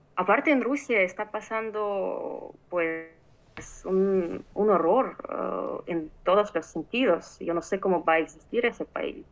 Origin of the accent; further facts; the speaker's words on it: Mariupol, Donetsk Oblast, Ukraine; moved away; Yo soy ah, de Ucrania, de una ciudad que está en el este del país, que se llama Mariupol